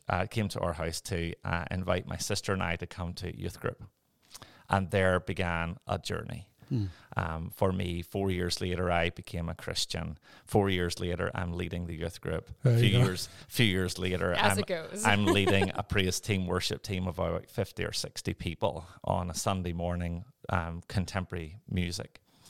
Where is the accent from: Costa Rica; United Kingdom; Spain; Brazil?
United Kingdom; Northern Ireland; born there; So I was born in Northern Ireland. I will try and speak in a way that people will actually understand my lovely accent.